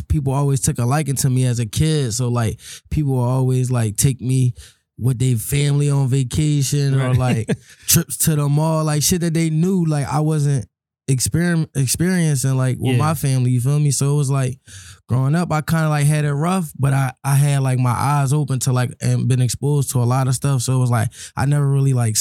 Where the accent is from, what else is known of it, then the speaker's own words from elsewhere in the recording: Philadelphia, Pennsylvania, United States; I'm from Uptown. Germantown section, to be exact, Haines Street, you feel me? Grew up in Germantown